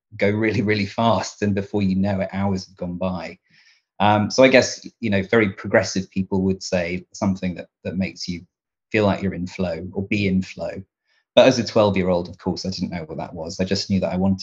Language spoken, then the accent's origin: English; Devon, South West England, United Kingdom; I am a Devon guy. I grew up in Devon in the southwest of England.